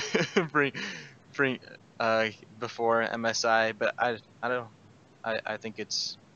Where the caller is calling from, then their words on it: Chapel Hill, North Carolina, United States; Uh, so I'm calling from Chapel Hill, North Carolina.